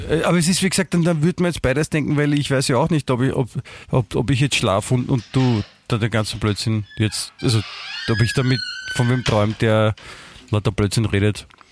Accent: Vienna, Austria; also born or lived in Germany; ich fühle mich auch als Wiener, ich bin ja hier aufgewachsen.

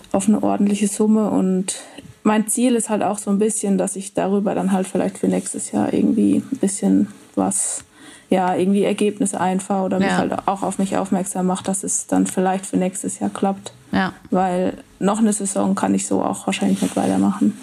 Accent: Rhön, Bavaria, Germany; ich komme aus der Rhön. Das ist quasi der nördlichste Part von Bayern

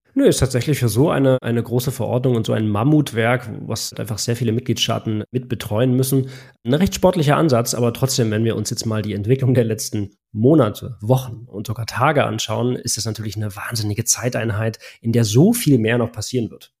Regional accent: Germany; bei uns in Deutschland

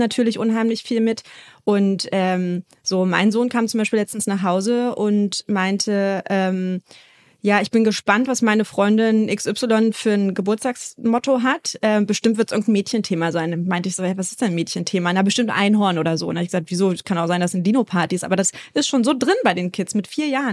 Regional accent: Berlin, Germany; moved away as an adult; now in Hamburg, Germany; Ich komme gebürtig eigentlich aus Berlin, lebe jetzt aber mittlerweile in Hamburg

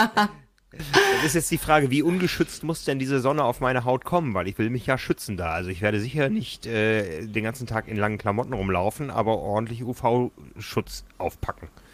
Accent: Hamburg, Germany; als Hamburger

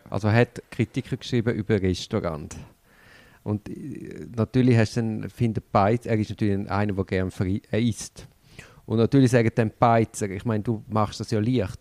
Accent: Switzerland; als Schweizer bist ja du ein bisschen staatsgläubig

